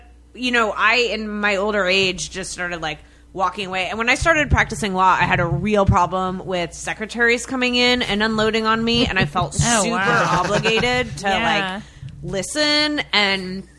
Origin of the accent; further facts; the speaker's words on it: Boston, Massachusetts, United States; I'm from Boston.